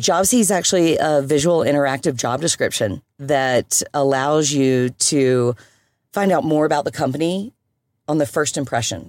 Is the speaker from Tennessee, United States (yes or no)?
no; Birmingham, Alabama, United States; also born or lived in Europe; now in Colorado, United States; I was born and bred in Birmingham, Alabama, but meandered my way around United States, a little bit of Europe